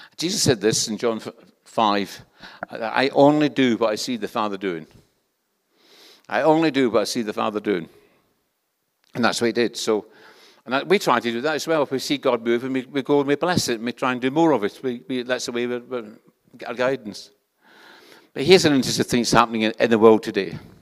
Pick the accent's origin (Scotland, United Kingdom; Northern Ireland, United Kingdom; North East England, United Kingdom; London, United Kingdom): Scotland, United Kingdom; accent: Scottish; This is a Scottish accent. Where I come from, everybody speaks like this